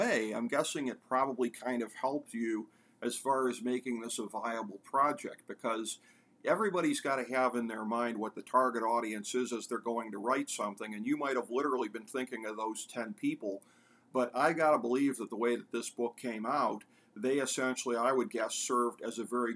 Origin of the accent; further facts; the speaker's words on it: America's North Coast, Ohio, United States; me being a lifelong resident of America's North Coast, apparently my hometown team is nicknamed the Steamers